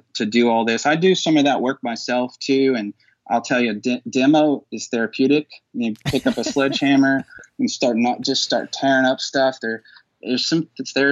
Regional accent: Texas, United States; moved away as an adult; also born or lived in Dallas / Fort Worth / San Antonio / Austin; now in Louisville, United States; I'm from Texas, you know, and I lived in Dallas. I lived in Fort Worth, San Antonio, Austin

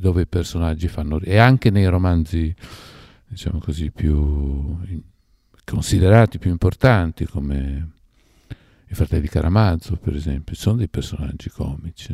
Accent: Parma, Emilia-Romagna, Italy; moved away as an adult; also born or lived in Algeria; io sono nato a Parma e ho vissuto tanti anni a Parma e Parma non la sopportavo. Sono andato via che avevo 22 anni

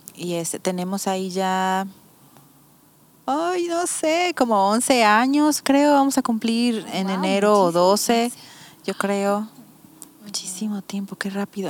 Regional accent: Mazatlán, Sinaloa, Mexico; moved away as an adult; also born or lived in Tepic / Texas; now in Bucerías, Mexico; Yo soy de Mazatlán

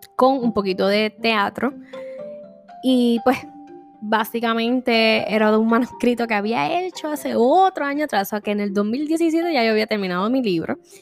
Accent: Vega Baja, Puerto Rico; soy originalmente de Vega Baja, Puerto Rico.

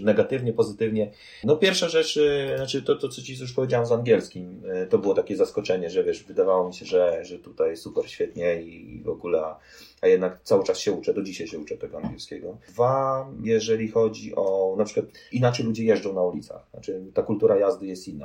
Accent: Poland; moved away as an adult; also born or lived in Warsaw, Poland; now in Fremont, United States; no z Polski jestem

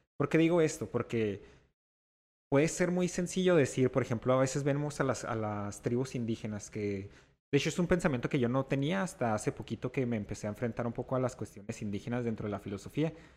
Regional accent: Mexico; also born or lived in El Paso, Texas, United States; amaba México y siempre estuve aquí en México

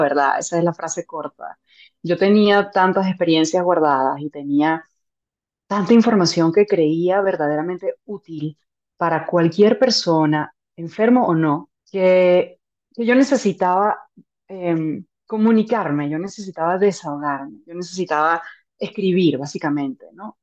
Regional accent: Venezuela; soy venezolana, soy médico

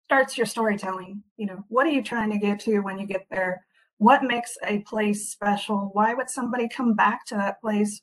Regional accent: California, United States; also born or lived in Hawaii; now in Washington, United States; I am from California originally, moved up to Washington

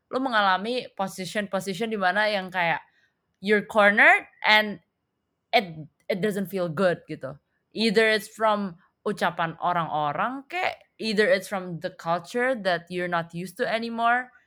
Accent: Indonesia; dari both dari orang Amerikanya sendiri dan dari orang-orang kayak seumuran gue orang Indo yang kesana

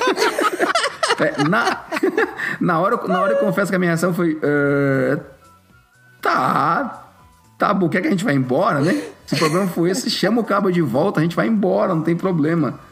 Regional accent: Brazil; a cultura machista que a gente cresceu com ela no, no Brasil

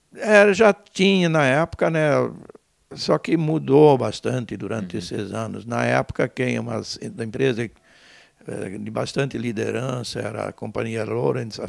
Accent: Benedito Novo, Santa Catarina, Brazil; now in Timbó, Brazil; Eu nasci eh, em Benedito Novo, tá, cidade vizinha uhum. aqui, né, no, no longe. Uh, ah, meu pai, meus pais eram colonos, né? Eu praticamente me vivenciei, me criei na colônia

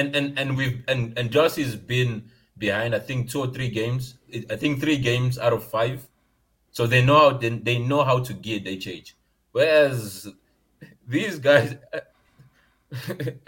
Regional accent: South Africa; accent: colored accent; also born or lived in Zambia; I was born in Zambia to Congolese parents, but I grew up in South Africa

